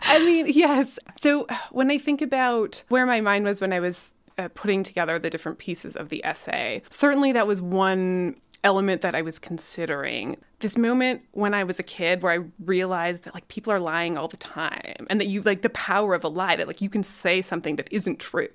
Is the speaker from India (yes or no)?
no; Calgary, Alberta, Canada; I am a writer from Calgary, so I grew up here.